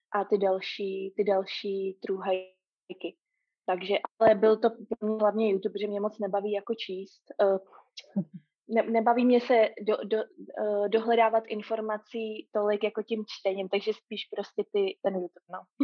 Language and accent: Czech; Prague, Czechia; moved away as an adult; now in Auckland, New Zealand; jsem původem z Prahy